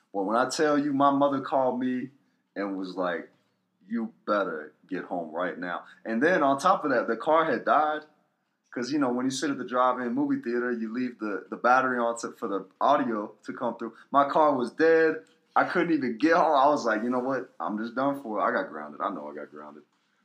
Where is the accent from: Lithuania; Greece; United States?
United States; Somerville, Pennsylvania; also born or lived in Connecticut; Small town, started off in Somerville, Pennsylvania, like 500 people. And then from there, we moved to Connecticut